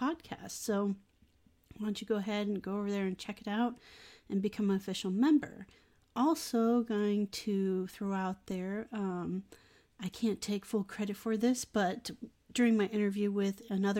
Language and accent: English; Iowa, United States; born or raised there